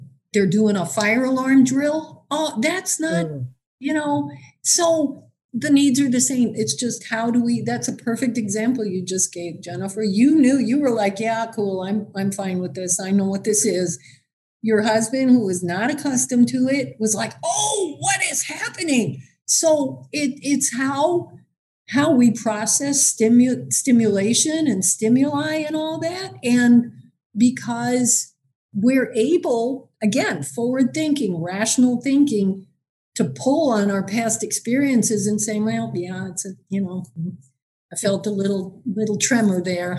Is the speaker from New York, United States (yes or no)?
yes; New York City, New York, United States; now in Michigan, United States; I actually spent the early part of my life growing up on Staten Island